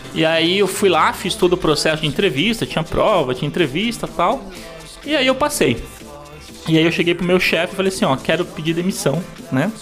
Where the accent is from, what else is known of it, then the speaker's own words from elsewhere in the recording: Paranaguá, Paraná, Brazil; nascer em Paranaguá, ser criado em Paranaguá